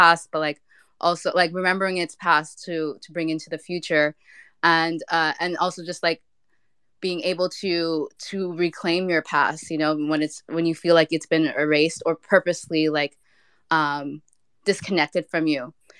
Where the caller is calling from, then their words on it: Montreal, Quebec, Canada; also born or lived in Ghana; I'm tapping in from Montreal.